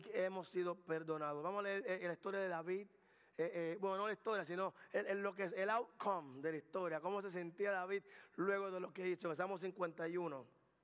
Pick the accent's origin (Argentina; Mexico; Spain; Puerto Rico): Puerto Rico; Carolina; yo soy de Carolina, Puerto Rico del barrio